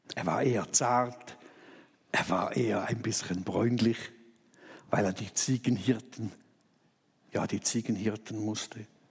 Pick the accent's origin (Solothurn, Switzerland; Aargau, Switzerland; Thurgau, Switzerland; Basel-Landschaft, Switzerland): Thurgau, Switzerland; ich als Thurgauer genau weiß, wo Sulgen ist